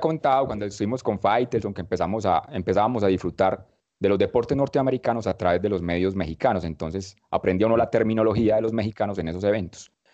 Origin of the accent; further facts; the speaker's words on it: Medellín, Antioquia, Colombia; En la ciudad que nací, en Medellín